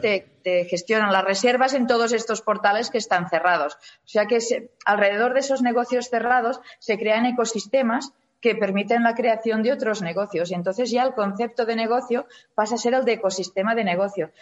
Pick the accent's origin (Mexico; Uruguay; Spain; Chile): Spain; somos los españoles